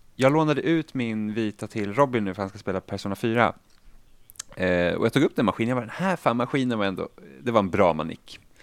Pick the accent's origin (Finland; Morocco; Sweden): Finland; jag är finlandssvensk också så jag kan inte svenska språket ordentligt